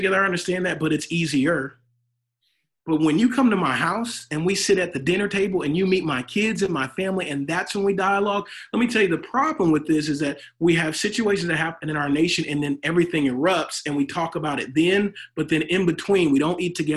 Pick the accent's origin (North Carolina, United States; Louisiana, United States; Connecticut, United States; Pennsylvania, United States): Louisiana, United States; now in Texas, United States; I'm from Louisiana. I may be in Texas now, but I'm from Louisiana.